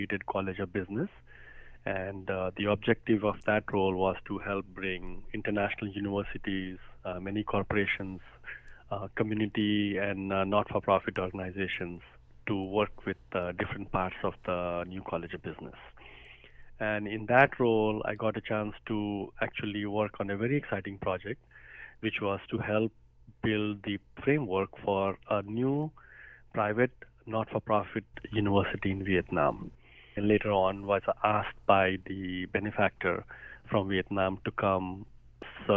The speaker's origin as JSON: {"language": "English", "country": "India", "tie": "born or raised there", "moved": "as an adult", "lives_now": "Columbia, United States", "said": "I grew up in India. After my undergraduate, I came to America to study"}